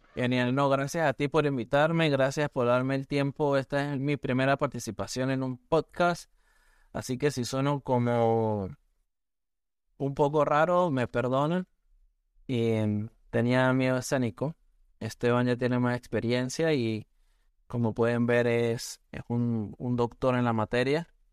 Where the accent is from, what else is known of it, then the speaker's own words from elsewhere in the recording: Venezuela; moved away as an adult; also born or lived in San Cristóbal, Venezuela; now in Oregon, United States; nosotros como venezolanos